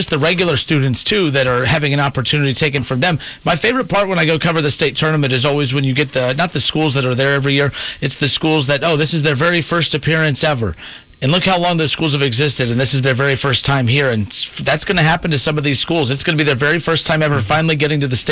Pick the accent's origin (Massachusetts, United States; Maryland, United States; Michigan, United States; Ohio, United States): Ohio, United States; Van Wert; moved away; I'm from Van Wert, so when I lived in Van Wert